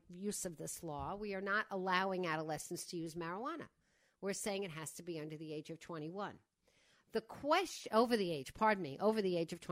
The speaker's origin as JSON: {"language": "English", "area": "Long Island", "region": "New York", "country": "United States", "tie": "born or raised there", "moved": "yes", "said": "I grew up in Widmere on the other side"}